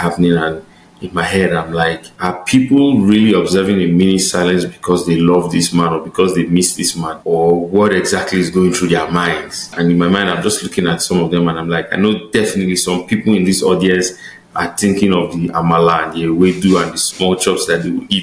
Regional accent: Delta, Nigeria; moved away as an adult; now in Calgary, Canada; I'm from Delta State in Nigeria.

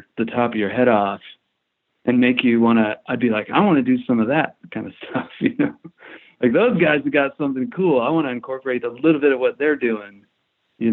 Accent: Topeka, Kansas, United States; also born or lived in Lawrence, Kansas; we grew up in Topeka

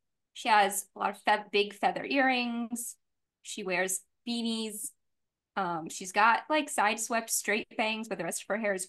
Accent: New Orleans, Louisiana, United States; I'm also from New Orleans.

